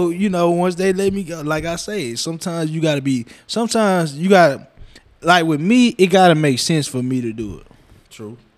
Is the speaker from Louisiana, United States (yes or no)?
yes; Lecompte, Louisiana, United States; even though I'm from Lecompte, you was the first barber I know that opened a barbershop there.